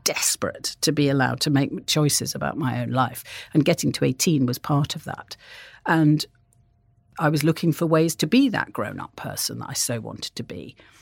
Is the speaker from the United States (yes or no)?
no; North Wales, United Kingdom; I grew up in North Wales, and I had a, a very, a di, in some ways, a very idyllic childhood